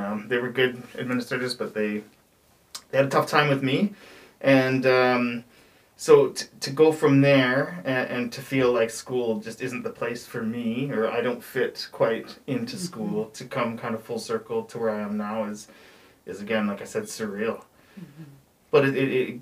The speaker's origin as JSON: {"language": "English", "town": "Chilliwack", "region": "British Columbia", "country": "Canada", "tie": "born or raised there", "also_born_or_lived": "Vancouver", "said": "I grew up in Chilliwack with a family with four brothers"}